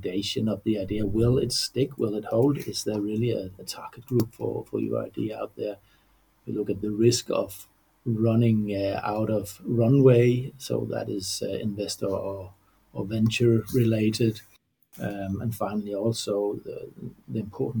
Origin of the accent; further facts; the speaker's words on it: Odense, Southern Denmark, Denmark; I am born right here in Odense, in the center of Denmark